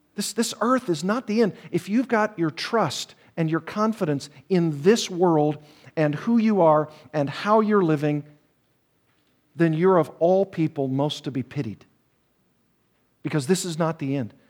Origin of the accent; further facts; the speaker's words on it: the South, United States; I'm from the South, and I've told you before that we have a saying there